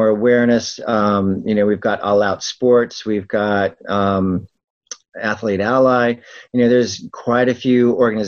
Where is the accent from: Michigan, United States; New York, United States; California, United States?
California, United States; El Cajon; I grew up in El Cajon